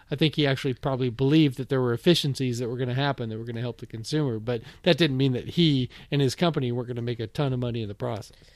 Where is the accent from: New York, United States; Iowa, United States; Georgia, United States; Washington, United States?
Washington, United States; Bellevue; moved away as an adult; also born or lived in Florida; I grew up in Bellevue on the east side of Seattle